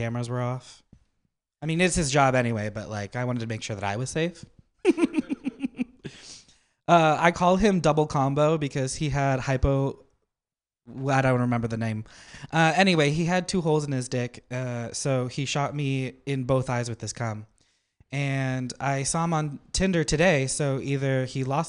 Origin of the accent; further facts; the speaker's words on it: Napa, California, United States; I'm from Napa